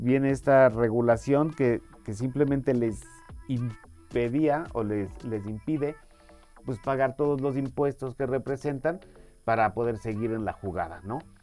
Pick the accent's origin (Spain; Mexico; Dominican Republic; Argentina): Mexico; nosotros en México